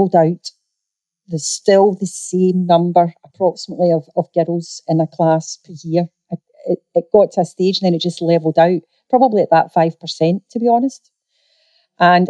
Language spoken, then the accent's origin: English; Scotland, United Kingdom; I'm a Scottish girl.